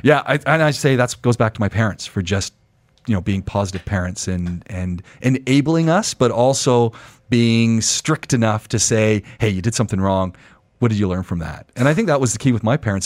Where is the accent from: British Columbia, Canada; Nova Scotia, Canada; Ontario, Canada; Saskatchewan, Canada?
Ontario, Canada; Ajax; moved away; also born or lived in Montreal; I'm a Canadian, so I, I grew up, uh, in Ontario, so people who know Canada, outside Toronto, about twenty minutes outside Toronto in a town called Ajax